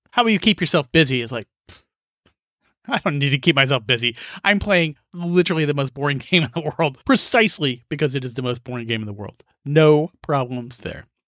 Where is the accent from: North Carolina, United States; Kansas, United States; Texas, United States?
Kansas, United States; rural; as a kid in Kansas, growing up in Kansas, where you had to make your own fun.